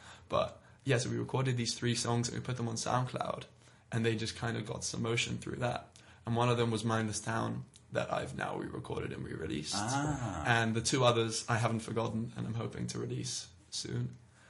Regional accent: London, United Kingdom; I'm London. I'm from London. I've lived here pretty much all my life.

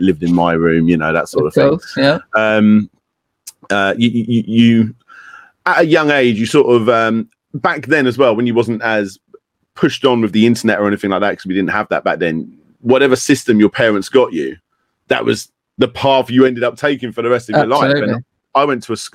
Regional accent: Kent, South East England, United Kingdom; I was born in Kent in the UK

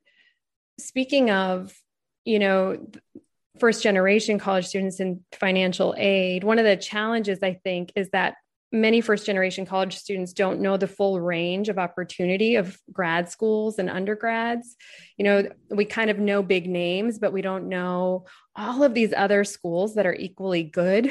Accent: Los Angeles, California, United States; I grew up in Los Angeles

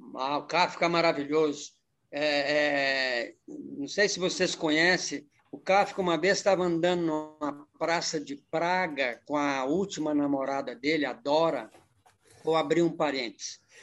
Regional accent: Brasília, Federal District, Brazil; moved away as an adult; also born or lived in Araxá, Minas Gerais, Brazil / São Paulo, Brazil; Saí com 10 aninhos de Araxá e fomos para Brasília. Brasília ficamos até eu fiquei até os 18 anos.

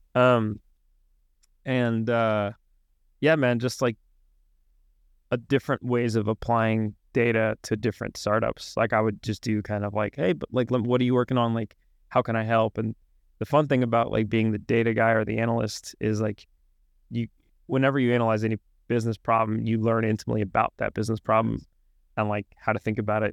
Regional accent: Arkansas, United States; moved away as an adult; also born or lived in Washington, D.C.; I grew up in Arkansas

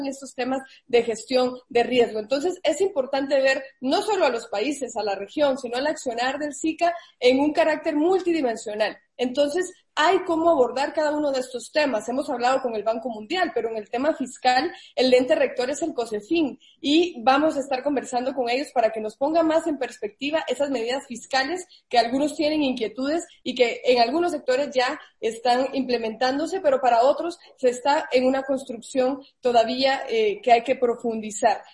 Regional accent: Guatemala; yo soy guatemalteca

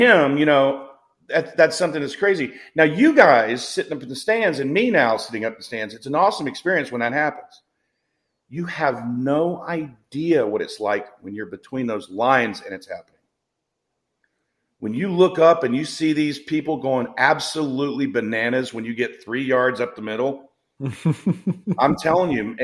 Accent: the South, United States; moved away; I grew up in the South. My father coached football at Wake Forest

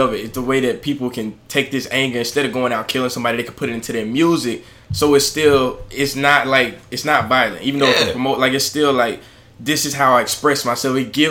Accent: United States; Growing up in the United States, like, in …, ….

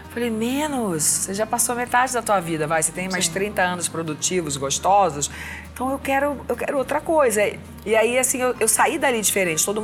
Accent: Northeast Region, Brazil; now in São Paulo, Brazil; cachumba, como se chama aqui em São Paulo, que eu sou nordestina

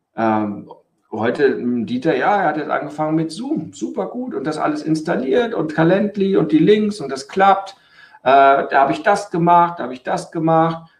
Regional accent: Germany; bei uns in Deutschland

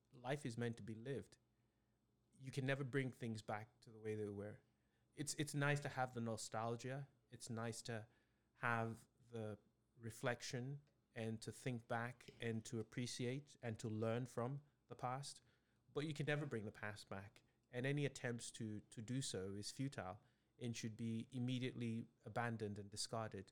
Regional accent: Nigeria; me growing up in Nigeria

